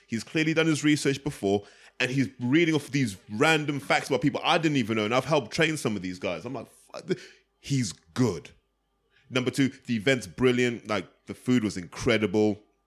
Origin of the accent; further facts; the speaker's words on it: United Kingdom; We're all British